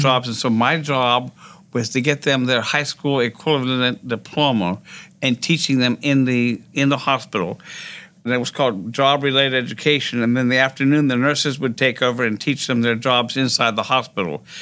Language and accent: English; Greenville, Pennsylvania, United States; moved away as an adult; also born or lived in Baltimore, Maryland; now in Lafayette, United States; hometown of Greenville, Pennsylvania